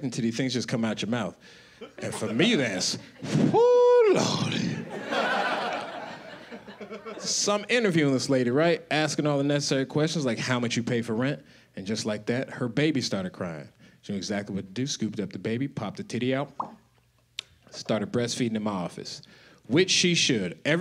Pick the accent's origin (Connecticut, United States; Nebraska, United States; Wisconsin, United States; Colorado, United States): Colorado, United States; now in Los Angeles, United States; I live in Los Angeles now. I'm originally from Colorado.